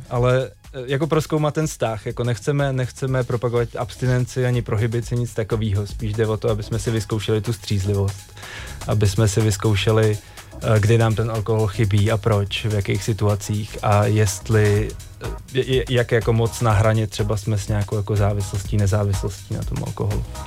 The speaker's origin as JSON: {"language": "Czech", "country": "Czechia", "said": "tady u nás v Čechách"}